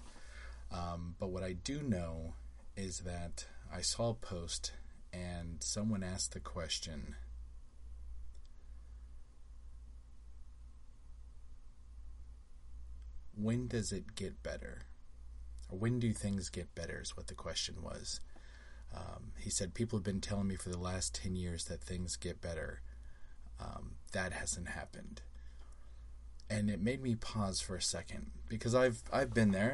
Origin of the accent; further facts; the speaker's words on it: Las Vegas, Nevada, United States; now in Orlando, United States; I grew up in Vegas.